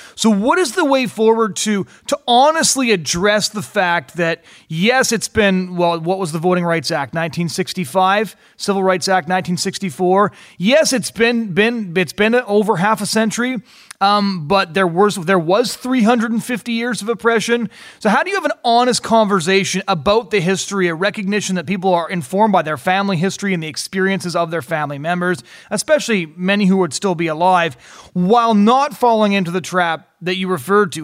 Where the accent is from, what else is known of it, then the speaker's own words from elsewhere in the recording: United States; I was born in the United States.